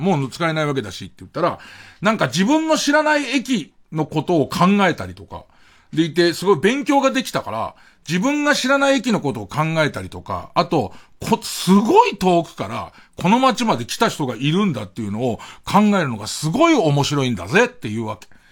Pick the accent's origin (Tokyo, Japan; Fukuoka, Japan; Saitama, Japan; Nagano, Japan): Tokyo, Japan; Arakawa; 僕たちの生まれ育った荒川区